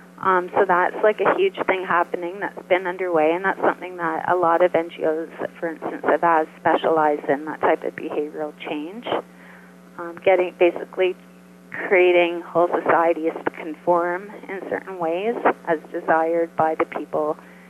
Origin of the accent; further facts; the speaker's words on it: Canada; I'm Canadian